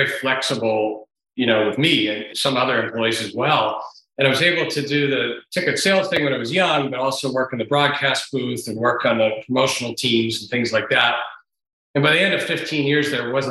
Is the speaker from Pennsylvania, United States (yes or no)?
yes; Pittsburgh, Pennsylvania, United States; moved away as an adult; also born or lived in New York; I was born in New York and grew up in Pittsburgh